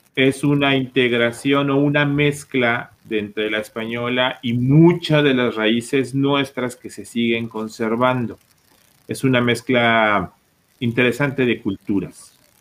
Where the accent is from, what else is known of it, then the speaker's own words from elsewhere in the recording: Mexico; como mexicanos